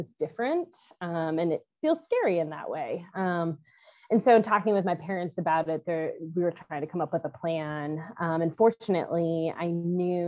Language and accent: English; Midwest, United States; moved away as an adult; also born or lived in North Carolina; I'm originally from the Midwest